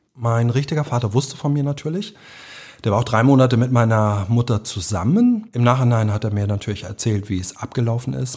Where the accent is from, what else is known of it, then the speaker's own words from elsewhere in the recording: Hamburg, Germany; also born or lived in Berlin; Gesamtschule, hier auf St. Pauli eine, eine Gesamtschule